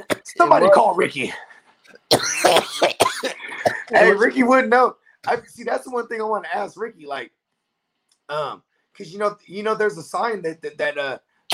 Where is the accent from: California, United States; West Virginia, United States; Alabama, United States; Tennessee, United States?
California, United States; the Bay Area; I'm from the Yay.